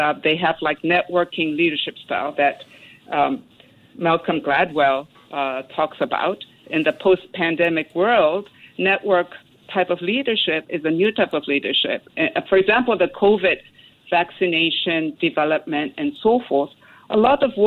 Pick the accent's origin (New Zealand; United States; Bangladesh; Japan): Japan; Tokyo; I come from Japanese family, and I was brought up in Tokyo